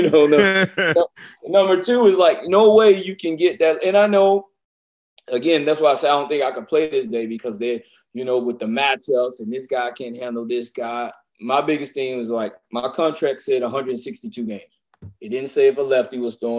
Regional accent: Louisiana, United States; I'm from Louisiana

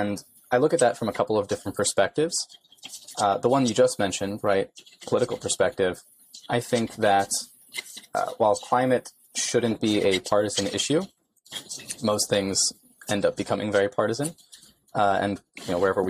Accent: New York, United States; born and raised in New York

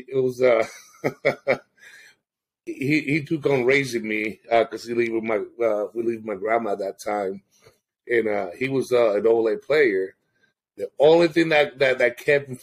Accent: San Juan, Puerto Rico; moved away; born and raised in Puerto Rico. I lived in San Juan

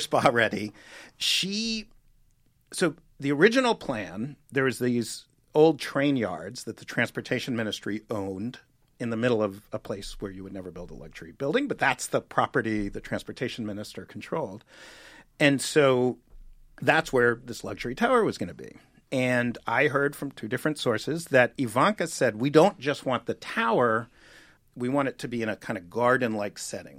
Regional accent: New York City, New York, United States; I grew up in New York City.

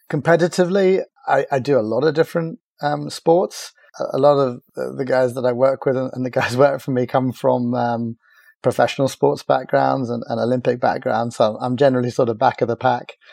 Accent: Cork, Munster, Ireland; also born or lived in America; now in South West England, United Kingdom; I grew up in, in Cork, which was a really lovely place to grow up by the beach and uh, right next to a big water sports center uh, called the Oyster Haven Center.

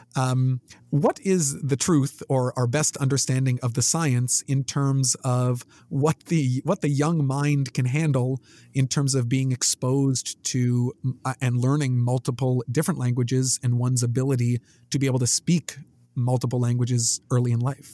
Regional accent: Canada; being Canadian. I guess we many people learn French. I did you know French immersion classes

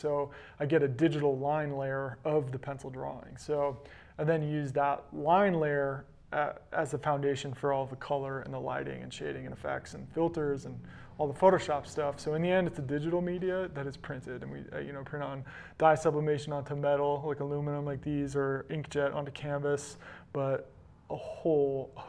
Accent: Tahoe, United States; also born or lived in Boulder; growing up in Tahoe, living in Boulder, traveling to amazing places

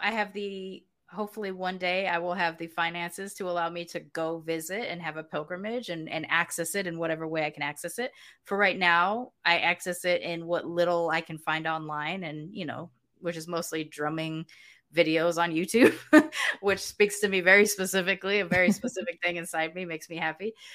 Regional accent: United States; moved away as an adult; now in Mexico; I grew up in the States, I have an ethnic identity

